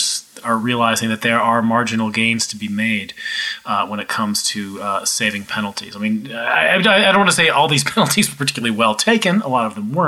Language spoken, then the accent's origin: English; United States; as an American